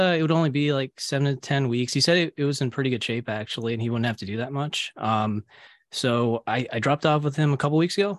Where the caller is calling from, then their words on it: Virginia, United States; I'm from Virginia.